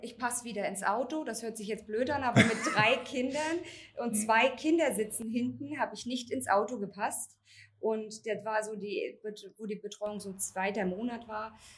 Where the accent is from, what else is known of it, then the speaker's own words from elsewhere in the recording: Wolgast, Mecklenburg-Vorpommern, Germany; ich bin 34 Jahre alt, ich komme aus Wolgast.